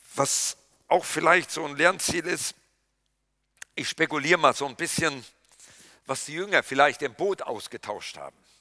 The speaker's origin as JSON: {"language": "German", "town": "Kreuztal", "region": "North Rhine-Westphalia", "country": "Germany", "tie": "born or raised there", "moved": "yes", "said": "in meiner Heimat weiß ich, das ist von Littfeld bis nach Eichen"}